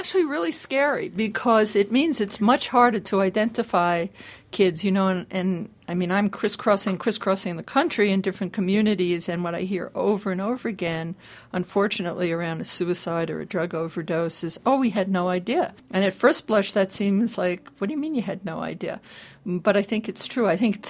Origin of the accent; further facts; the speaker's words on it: California, United States; I'm from California.